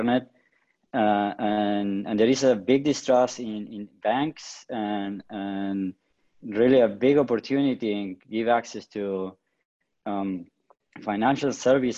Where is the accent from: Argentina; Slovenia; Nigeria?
Argentina; Patagonia; I grew up in the Patagonia, in the south of Argentina.